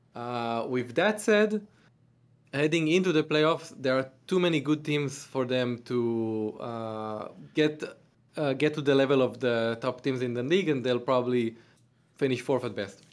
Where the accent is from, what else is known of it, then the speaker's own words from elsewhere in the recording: Tel Aviv, Tel Aviv District, Israel; I'm from Tel Aviv, Israel